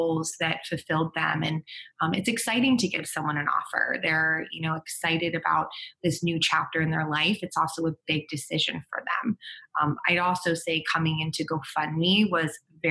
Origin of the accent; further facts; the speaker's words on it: East Coast, United States; now in San Diego, United States; I'm from the East Coast